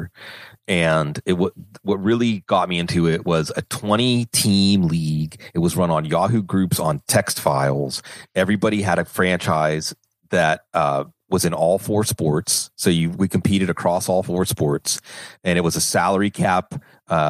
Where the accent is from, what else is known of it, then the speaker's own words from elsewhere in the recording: Western Pennsylvania, United States; I grew up in Western Pennsylvania, the Steel Curtain, Jack Lambert